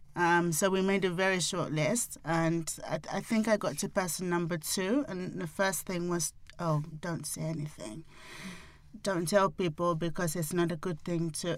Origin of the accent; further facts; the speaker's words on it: Nigeria; being African, being Nigerian